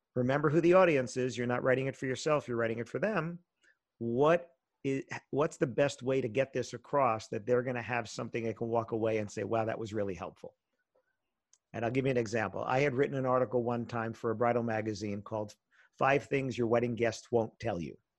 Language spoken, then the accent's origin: English; New York area, United States; I grew up in the New York area